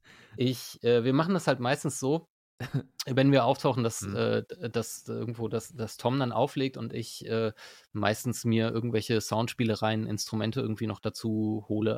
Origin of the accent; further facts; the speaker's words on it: Berlin, Germany; moved away as an adult; now in Osnabrück, Germany; ich bin nicht hier geboren, ich bin in Berlin geboren eigentlich.